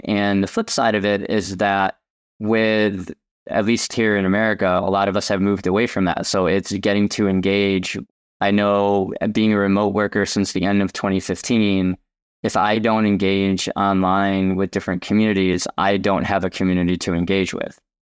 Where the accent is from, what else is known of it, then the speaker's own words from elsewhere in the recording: Chicago, Illinois, United States; moved away; I'm originally from Chicagoland